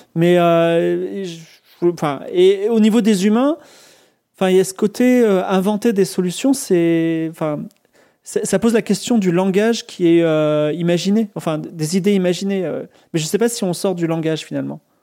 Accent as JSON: {"language": "French", "country": "France", "said": "je suis français, mais je comprends un petit peu l'anglais"}